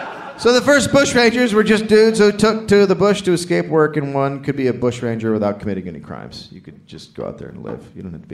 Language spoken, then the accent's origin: English; United States; Look, I'm from America